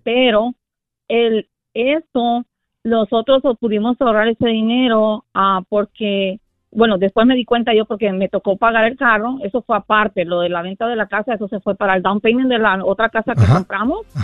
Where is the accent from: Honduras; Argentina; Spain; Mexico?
Honduras; soy de Honduras